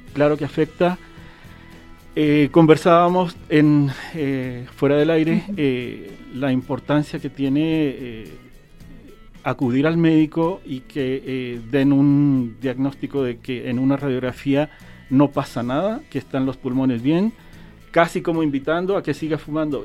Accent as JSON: {"language": "Spanish", "country": "Chile", "moved": "yes", "lives_now": "Jalisco, Mexico", "said": "yo soy chileno"}